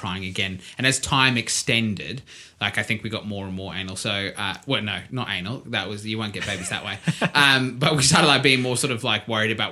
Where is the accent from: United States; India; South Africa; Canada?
South Africa; accent: South African; my South African accent